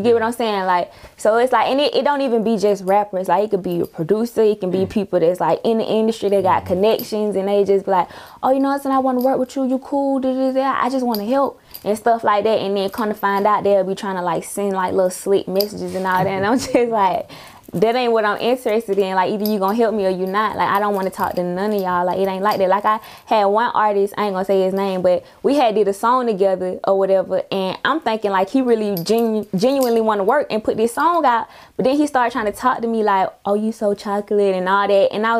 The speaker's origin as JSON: {"language": "English", "town": "Atlanta", "region": "Georgia", "country": "United States", "tie": "born or raised there", "said": "I'm from Zone 3."}